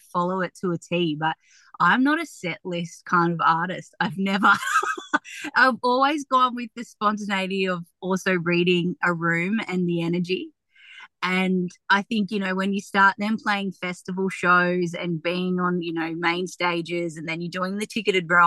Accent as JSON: {"language": "English", "town": "Tamworth", "region": "New South Wales", "country": "Australia", "tie": "born or raised there", "said": "I'm really proud of my community and where I've grown up"}